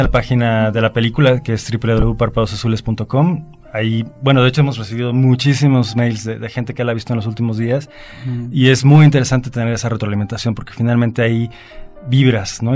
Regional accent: Veracruz, Mexico; yo soy de Veracruz

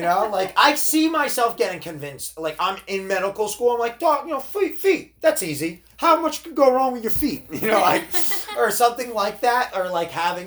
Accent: New Jersey, United States; I grew up in New Jersey, so I would consider our state a little more liberal

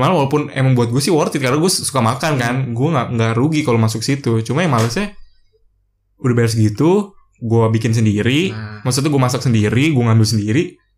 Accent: Jakarta, Indonesia; gua orang Jakarta

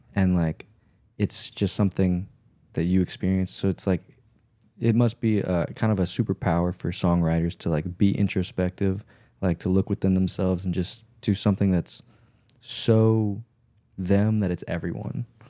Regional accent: Louisiana, United States; I grew up in Louisiana

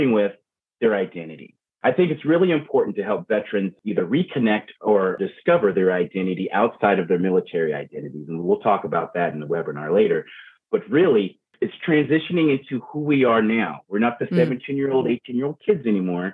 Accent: Baltimore, Maryland, United States; also born or lived in Virginia; now in Everett, United States; I'm from Maryland, I'm Baltimore, Virginia. Now I live in Everett, Washington

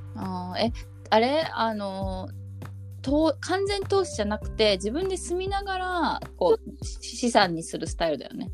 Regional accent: Koto or Sumida ward, Tokyo, Japan; 江東区とか墨田区出身だから

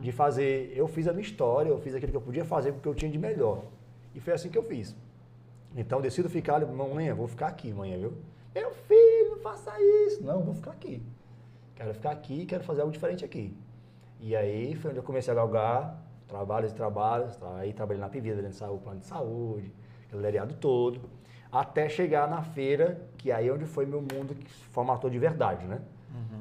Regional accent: Abreu e Lima, Pernambuco, Brazil; moved away as an adult; also born or lived in Paulista, Pernambuco; now in Ceará, Brazil; fiquei em Abreu Lima ainda, minha vida inteira, né? Abreu Lima. Abreu Lima, Abreu Lima, Lima, até 18 anos

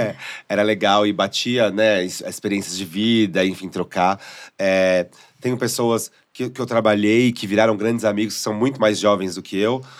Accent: São Paulo, Brazil; eu sou de São Paulo

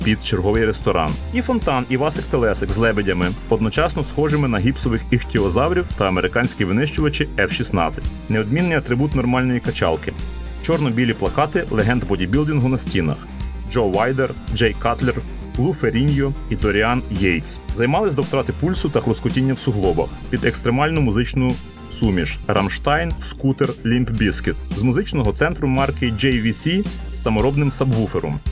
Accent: Lviv, Lviv Oblast, Ukraine; В Стрийському парку гімназистами ми ходили на уроки фізкультури в місцеву дю США

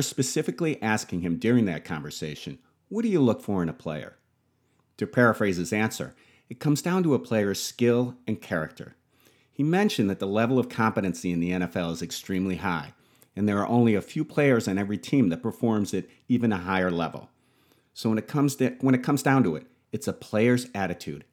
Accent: Buffalo, New York, United States; Being born and raised in Buffalo

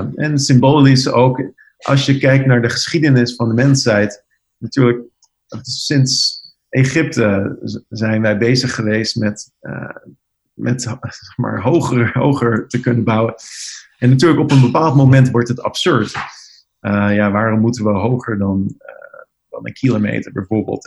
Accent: Netherlands; now in New York, United States; als Nederlanders

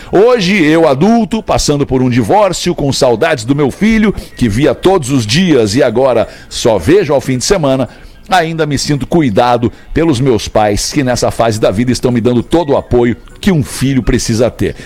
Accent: Porto Alegre, Rio Grande do Sul, Brazil; eu lembro da, da minha infância, ali na Calduro, ali também, com, com o Charles, com o Flávio, os caras do TNT, ali, aquela galera com quem eu cresci

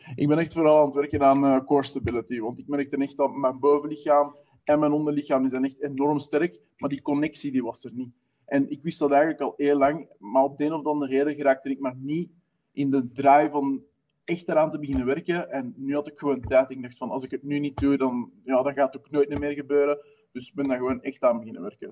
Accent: Wemmel, Flanders, Belgium; Ik ben 31 jaar uit Wummel, dat is eh, de Noordrand

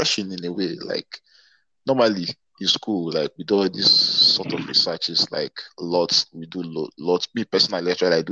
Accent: Abuja, Federal Capital Territory, Nigeria; moved away as an adult; also born or lived in Enugu State; now in Lagos, Nigeria; I didn't grow up in Lagos, actually. I grew up in Abuja.

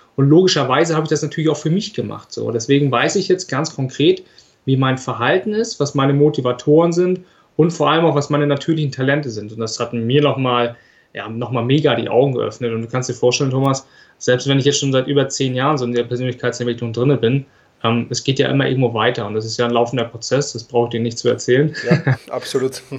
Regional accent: Flensburg, Schleswig-Holstein, Germany; ich komme aus Flensburg.

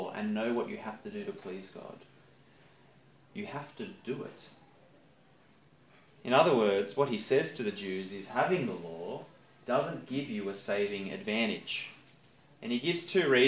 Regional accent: Campbelltown, New South Wales, Australia; I grew up in Campbelltown

